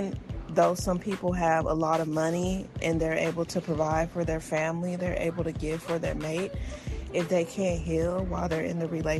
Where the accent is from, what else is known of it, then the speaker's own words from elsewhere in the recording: United States; being African American in America